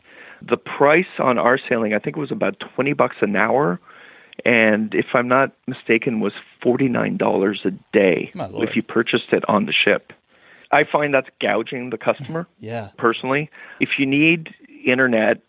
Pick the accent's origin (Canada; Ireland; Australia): Canada; My wife and I, we're Canadian